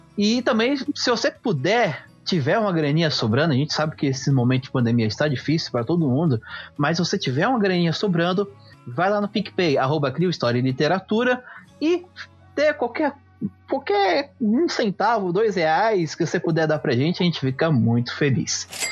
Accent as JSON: {"language": "Portuguese", "country": "Brazil", "said": "eu como brasileiro, eu como é, de uma cultura luso-brasileira"}